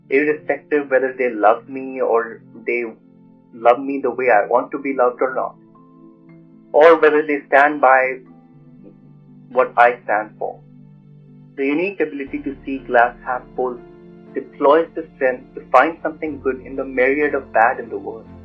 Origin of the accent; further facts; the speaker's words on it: New Delhi, Delhi, India; now in New York City, United States; I was born and raised in Motinagar, New Delhi, India. I currently live in New York City.